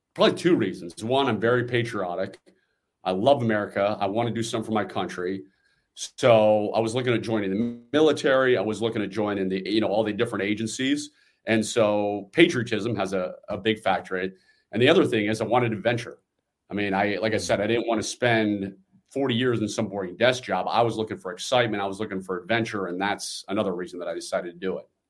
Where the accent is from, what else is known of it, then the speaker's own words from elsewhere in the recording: Washington, District of Columbia, United States; I'm born and raised in the Washington, D C area